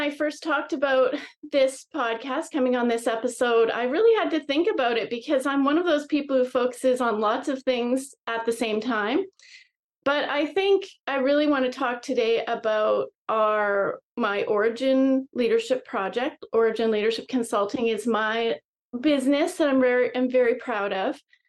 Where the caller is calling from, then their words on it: British Columbia, Canada; I am right now Vancouver Island, British Columbia, Canada.